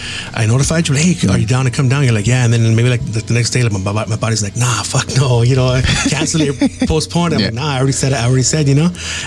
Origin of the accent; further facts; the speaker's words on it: San Gabriel, California, United States; Today, we're in the town of San Gabriel, California, my hometown